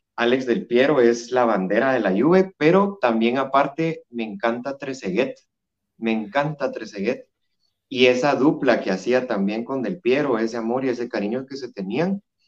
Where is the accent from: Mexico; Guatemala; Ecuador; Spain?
Guatemala; yo soy de Guatemala, de la hermosa tierra de la eterna primavera